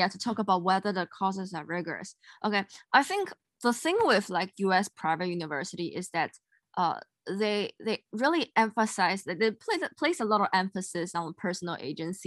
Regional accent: Singapore; moved away as an adult

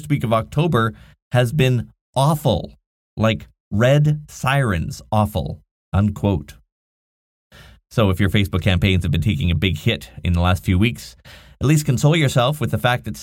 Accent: Nanaimo, British Columbia, Canada; here in my hometown of Nanaimo, British Columbia, on beautiful Vancouver Island

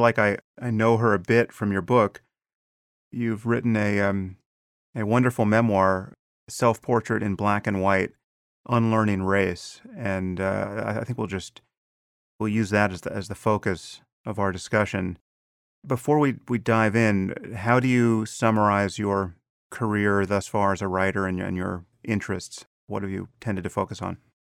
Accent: United States; as an American

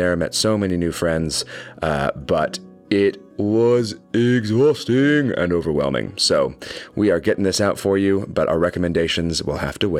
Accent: Dallas, Texas, United States; my hometown of Dallas, Texas

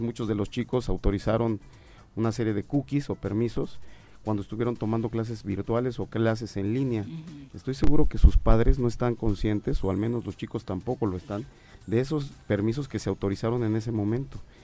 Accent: Morelos, Mexico; quienes somos de Morelos

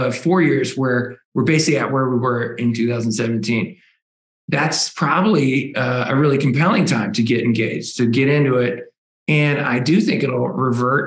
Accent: United States; as an American.

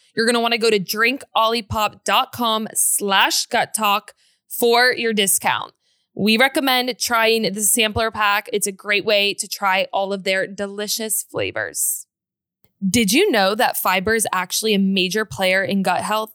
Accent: Northern Virginia, United States; moved away as an adult; now in Texas, United States; We moved from Virginia to Texas

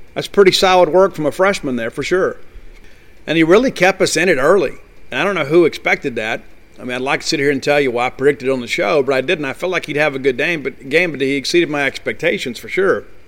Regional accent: Columbia, Mississippi, United States; also born or lived in Canton, Mississippi; I am from Columbia, Mississippi. I grew up there

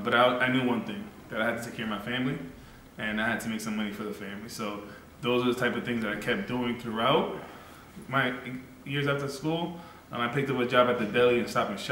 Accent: Boston, Massachusetts, United States; I was born in Roxbury, Mission Hill, Massachusetts

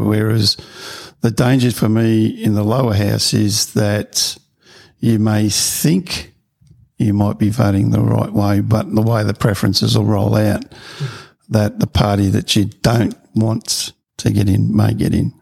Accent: Victoria, Australia; also born or lived in Queensland; now in Gold Coast, Australia; I grew up in Victoria

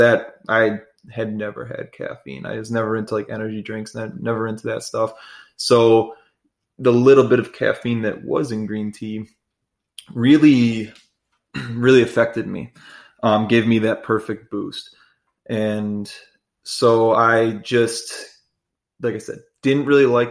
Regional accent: Chicago, Illinois, United States; I grew up in the Chicagoland area and went to high school there

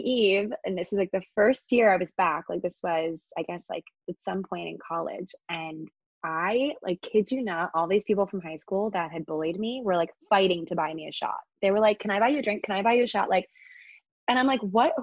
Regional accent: Annapolis, Maryland, United States; moved away as an adult; now in New York City, United States; I'm from Maryland, so downtown Annapolis is where I'm from

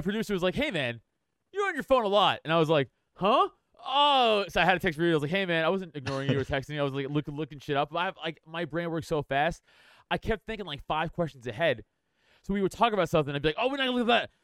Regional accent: New York City, New York, United States; moved away as an adult; also born or lived in Philadelphia area; now in Philadelphia, United States; I am from Staten Island

